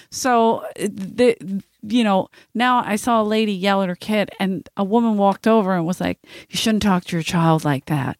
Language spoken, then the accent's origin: English; Philadelphia, Pennsylvania, United States; I'm from South Philadelphia